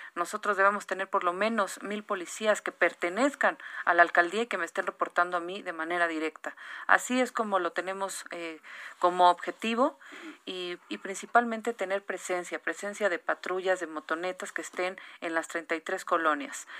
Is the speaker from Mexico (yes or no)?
yes; Mexico